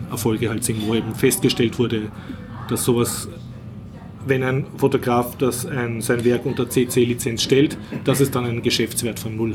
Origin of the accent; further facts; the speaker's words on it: Austria; ich weine, weil ich bin Österreicher, ich leide mit.